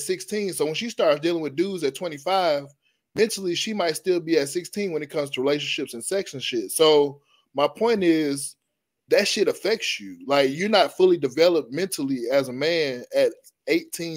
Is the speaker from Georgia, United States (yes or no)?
yes; Atlanta, Georgia, United States; I'm from Atlanta, Georgia